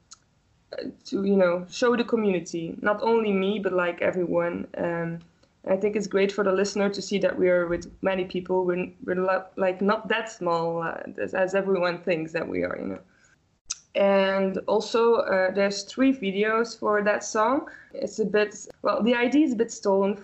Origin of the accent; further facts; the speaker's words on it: Belgium; Here in Ghent, it's in Belgium. I'm from Belgium.